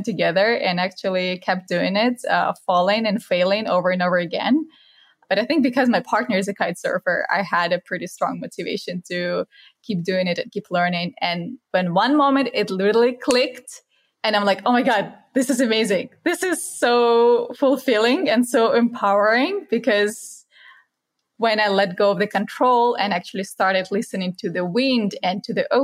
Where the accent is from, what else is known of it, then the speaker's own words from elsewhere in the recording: Kaliningrad, Kaliningrad Oblast, Russia; moved away as an adult; also born or lived in Malaysia; I was born in Kaliningrad. It's a 500,000 people town in the far west of Russia